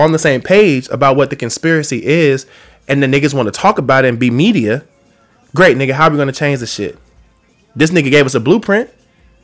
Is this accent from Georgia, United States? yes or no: yes; Atlanta, Georgia, United States; moved away as an adult; now in Los Angeles, United States; I was born in Los Angeles, but I was raised in Atlanta. So I rep Atlanta, man, and I've had a very tumultuous, like, relationship to my duality. Like, I'm born out here, man, but I'm raised out there, but I live out here now, and I've been out here for 10 years